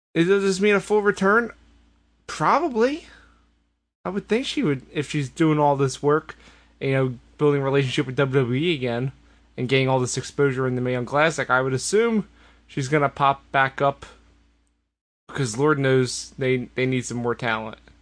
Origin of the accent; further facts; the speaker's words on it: Philadelphia, Pennsylvania, United States; As a Philadelphian